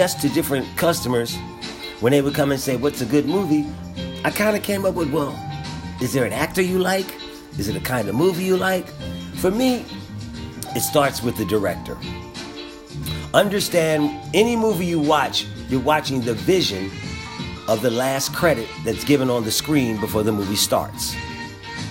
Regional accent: Philadelphia, Pennsylvania, United States; I'm from growing up in Philadelphia with a black and white TV in my room

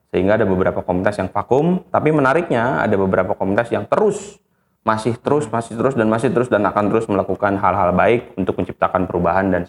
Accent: Bogor, West Java, Indonesia; karena gue lahir dan besar di Bogor gue merasa gue punya utang sama kota ini

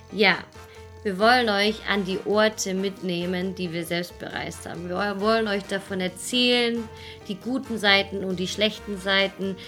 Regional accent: Swabia, near Stuttgart, Baden-Württemberg, Germany; moved away as an adult; also born or lived in Munich; wir beide kommen aus dem Schwaberländle. Genau. aus der Nähe von Stuttgart, also eigentlich ja weiter unten noch, ein bisschen im Süden

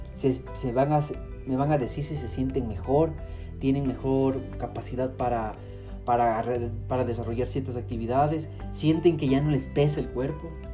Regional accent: Ecuador; yo como, como ecuatoriano

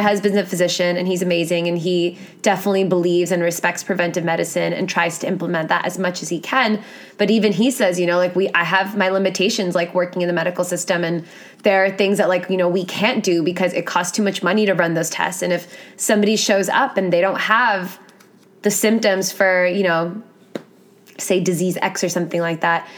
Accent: New York City, New York, United States; I grew up in New York City

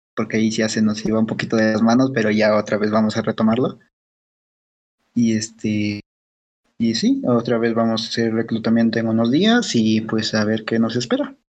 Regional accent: Mexico; Estamos de México

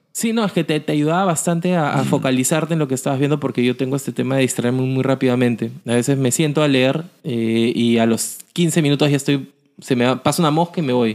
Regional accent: Lima, Peru; como peruanos, como limeños

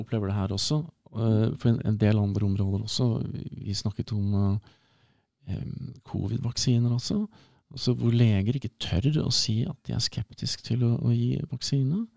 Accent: Hamar, Innlandet, Norway; moved away; also born or lived in Burundi / United States; rundt Hamar

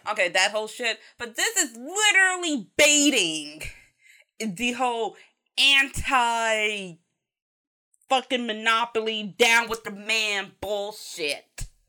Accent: United States; as a American and Westerner in general

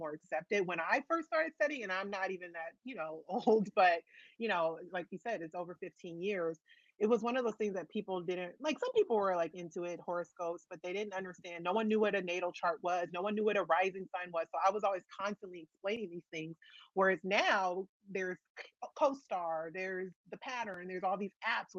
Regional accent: Los Angeles, California, United States; It is my hometown

